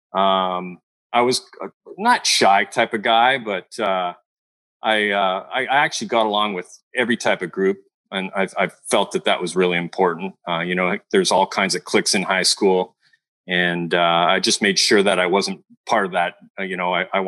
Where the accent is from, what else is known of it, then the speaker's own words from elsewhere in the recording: Montreal, Quebec, Canada; now in California, United States; I'm from Montreal.